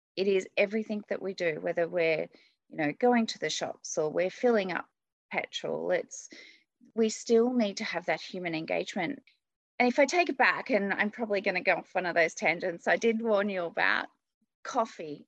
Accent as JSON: {"language": "English", "country": "Australia", "said": "I'm from Australia."}